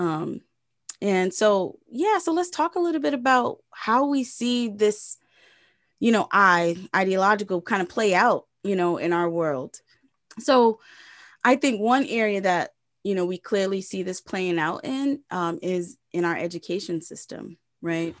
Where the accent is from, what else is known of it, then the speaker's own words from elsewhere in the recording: Providence, Rhode Island, United States; moved away; my hometown, Providence, Rhode Island.